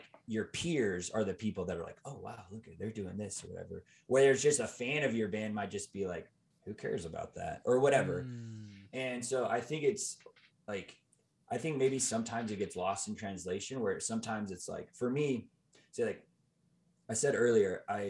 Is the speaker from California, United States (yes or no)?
no; Mesa, Arizona, United States; I'm from Phoenix. Phoenix. I'm from Mesa, actually.